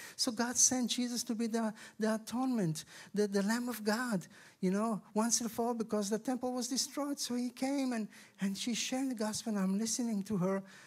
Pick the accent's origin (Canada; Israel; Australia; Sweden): Israel; Tel Aviv, Tel Aviv District; I come from Israel